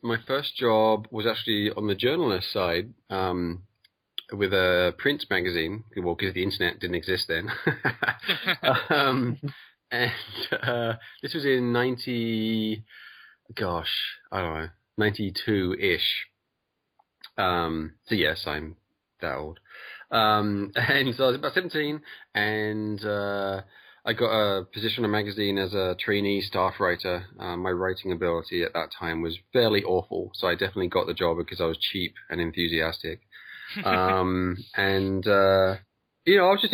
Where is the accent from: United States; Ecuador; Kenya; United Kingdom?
United Kingdom; England; I'm from England.